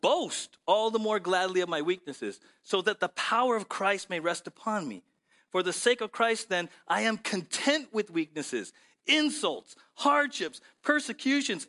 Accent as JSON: {"language": "English", "town": "San Diego", "region": "California", "country": "United States", "tie": "born or raised there", "said": "I grew up in South San Diego"}